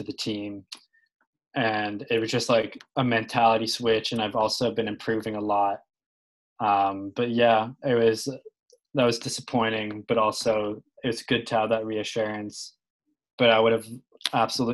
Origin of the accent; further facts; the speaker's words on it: Carlisle, Massachusetts, United States; I'm from Carlisle, Mass